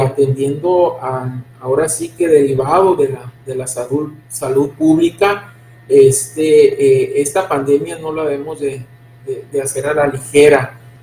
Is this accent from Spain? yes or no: no; Mexico; como mexicanos